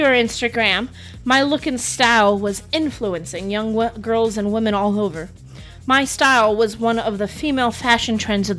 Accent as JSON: {"language": "English", "town": "Chicago", "region": "Illinois", "country": "United States", "said": "I'm from Chicago. And you don't do that if you're from Chicago."}